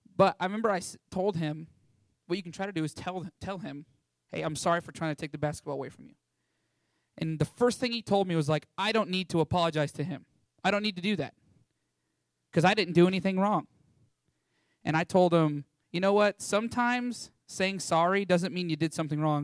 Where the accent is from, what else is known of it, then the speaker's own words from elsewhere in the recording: Canyon, Texas, United States; I was raised here in Canyon, Texas, one of the most amazing towns in all of Texas